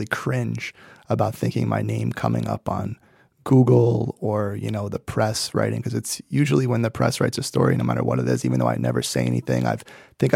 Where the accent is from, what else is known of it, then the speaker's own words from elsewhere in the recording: New York City, New York, United States; I grew up in Brooklyn